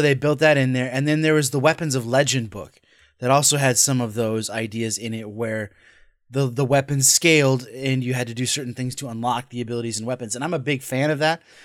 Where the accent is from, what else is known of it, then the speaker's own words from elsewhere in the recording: Scotland, United Kingdom; I'm Scottish